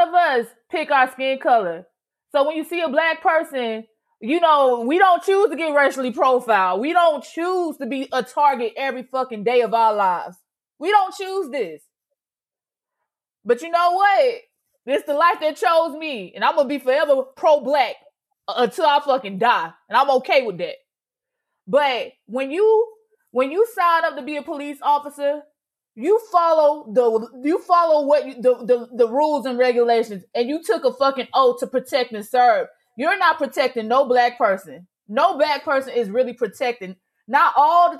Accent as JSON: {"language": "English", "town": "Augusta", "region": "Georgia", "country": "United States", "moved": "yes", "said": "I am from Augusta, Georgia"}